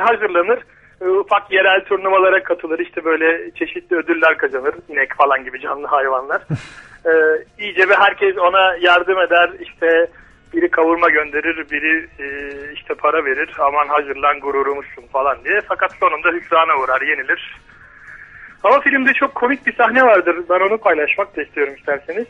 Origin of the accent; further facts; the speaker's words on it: Gölcük, Kocaeli, Turkey; also born or lived in Vize, Kırklareli (father's hometown); bir Gölcük Kocaeli'nde yaşıyorduk